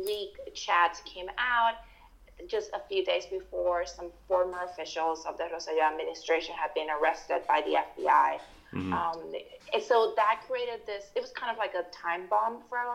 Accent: Puerto Rico; I was born in Puerto Rico and grew up there

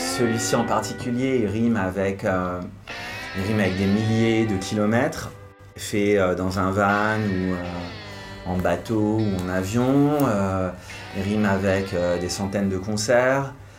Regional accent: Hauts-de-France, France; Je suis originaire du nord de la France, Lille c'était la grande ville

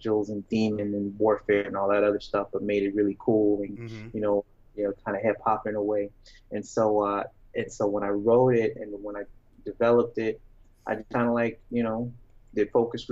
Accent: Syracuse, New York, United States; I grew up in Syracuse, New York

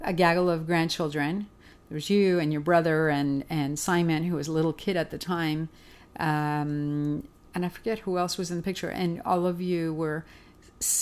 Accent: Argentina; moved away; I was born in Argentina

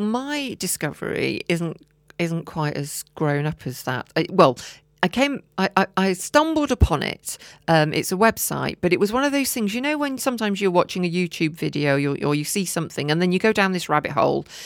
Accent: Herefordshire, West Midlands, United Kingdom; I'm from Herefordshire

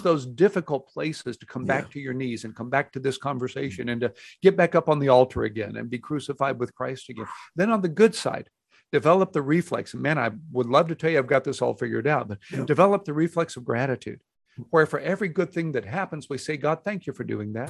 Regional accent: Houston, Texas, United States; now in Dallas, United States; I grew up in Houston

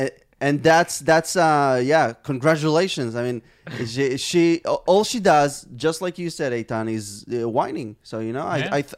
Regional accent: Israel; I was born and raised here in Israel.

